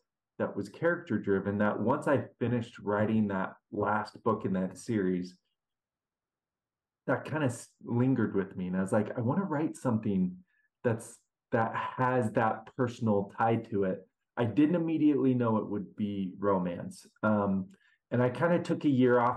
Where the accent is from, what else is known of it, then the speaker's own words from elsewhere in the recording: Seattle, Washington, United States; I grew up in Seattle